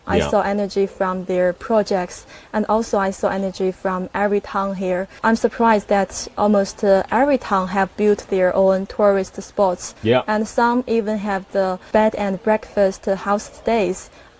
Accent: Yantai, Shandong, China; English is a second language; moved away as an adult; also born or lived in Beijing; now in Jiangxi, China; my hometown is also a small village in Yantai, Shandong province.

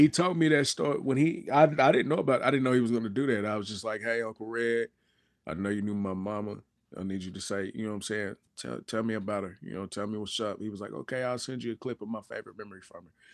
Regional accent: Lawton, Oklahoma, United States; I'm from Lawton, Oklahoma

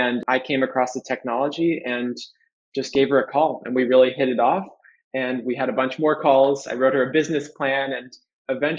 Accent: San Francisco, California, United States; I grew up in San Francisco

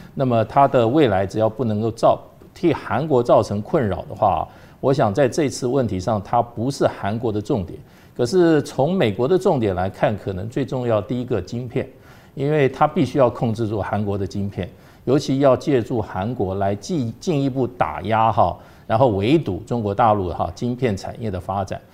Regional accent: Taiwan; 也没有替我们台湾人自己争取疫苗

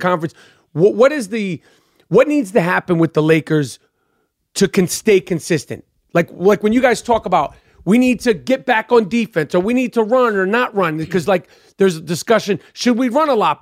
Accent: New York, United States; I'm from New York

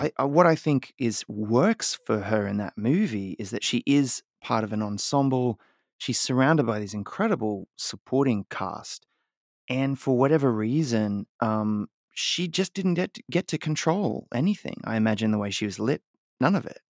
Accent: Australia; now in United States; growing up in Australia

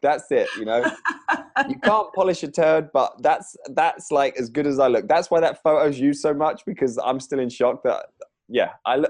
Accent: England, United Kingdom; I'm English

